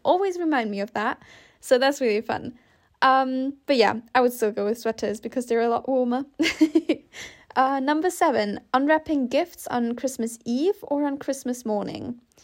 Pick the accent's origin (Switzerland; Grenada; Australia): Switzerland; I grew up in Switzerland, so for us, snow was almost always a given.